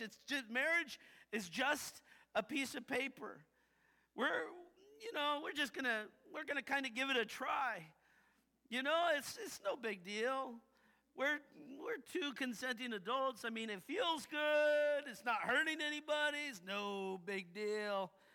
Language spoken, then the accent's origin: English; United States; I I grew up saying that I was Christian because I'm American